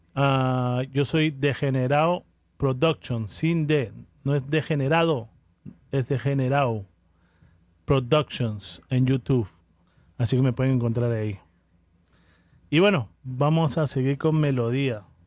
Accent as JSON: {"language": "Spanish", "country": "Peru", "moved": "yes", "said": "Yo soy peruano, orgulloso de ser peruano"}